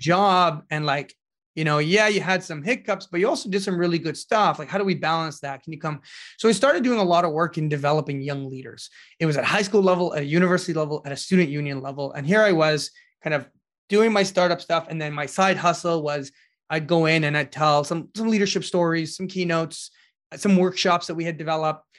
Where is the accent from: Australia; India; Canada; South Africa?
Canada; Ottawa, Ontario; the community that I grew up in Ottawa